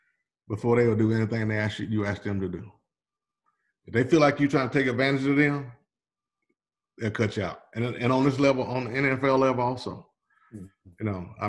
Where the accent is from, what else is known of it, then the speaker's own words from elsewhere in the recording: Hickory, Mississippi, United States; moved away; I will always be from Hickory, Mississippi